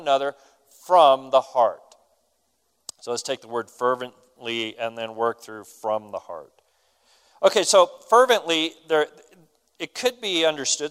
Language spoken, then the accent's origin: English; United States; We're American